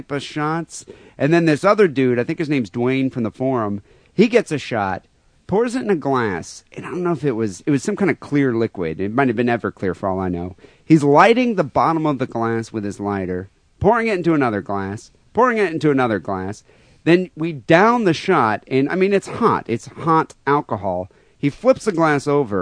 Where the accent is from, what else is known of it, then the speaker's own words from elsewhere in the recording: United States; I'm a 36-year-old American.